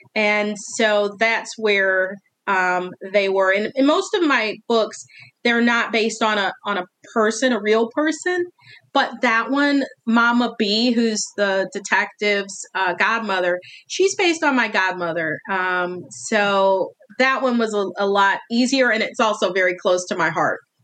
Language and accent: English; Northwestern Indiana, United States; now in Eastern Tennessee, United States; the town is my hometown, it's based on my hometown